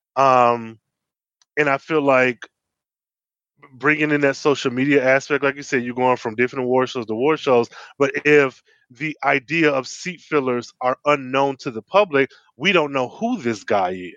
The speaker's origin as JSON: {"language": "English", "region": "Midwest", "country": "United States", "said": "I'm from the Midwest"}